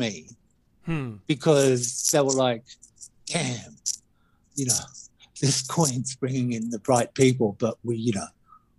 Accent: Australia; So I'm very opinionated, and being Australian, I'm a bit too honest.

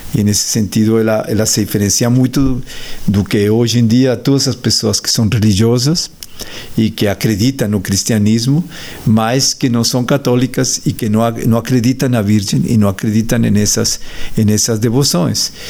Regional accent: Colombia; Portuguese is a second language; moved away; Eu sou colombiano

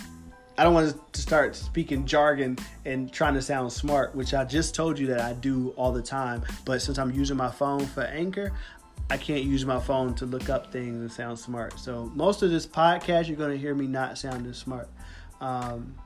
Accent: Philadelphia, Pennsylvania, United States; I grew up in Philadelphia

